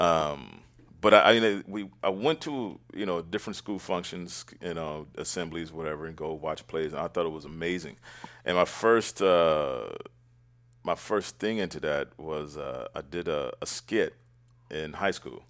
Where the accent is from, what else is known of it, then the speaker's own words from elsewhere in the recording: Oakland, California, United States; Born and raised in Oakland